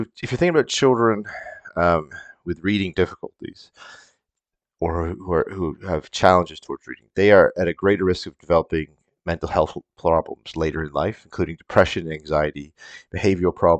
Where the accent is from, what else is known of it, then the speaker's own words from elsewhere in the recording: Canada; as a Canadian kid